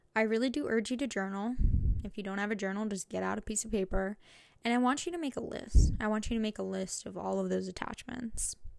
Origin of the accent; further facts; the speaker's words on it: New Jersey, United States; moved away as an adult; now in Connecticut, United States; I'm from New Jersey, and this is my first time, like, moving out of state